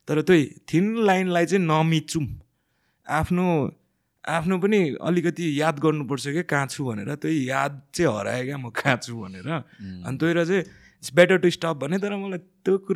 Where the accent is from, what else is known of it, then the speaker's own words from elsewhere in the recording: Bhojpur, Koshi Province, Nepal; now in Kathmandu, Nepal; मलाई मेरो गाउँ भोजपुर दिलपान नागी वडा नम्बर एक चण्डेश्वर स्कुलको धारा छेउमा मेरो घर छ